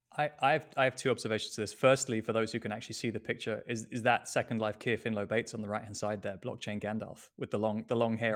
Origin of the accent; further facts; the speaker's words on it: United Kingdom; now in Lisbon, Portugal; I'm British